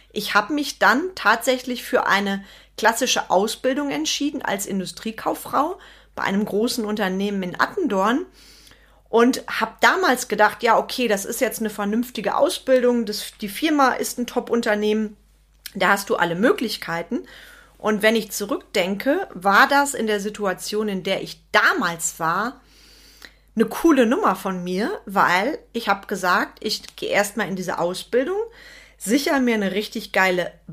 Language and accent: German; Schönau, North Rhine-Westphalia, Germany; also born or lived in Bonn; Ich bin 1975 in Bonn geboren damals noch Hauptstadt. Vielleicht bin ich auch deswegen so und habe ein bisschen das Talent einer Rheinländerin, ich weiß es nicht. Meine Eltern hat es dann allerdings relativ zügig wieder ins Sauerland verschlagen, ins kleine Dörfchen Schönau.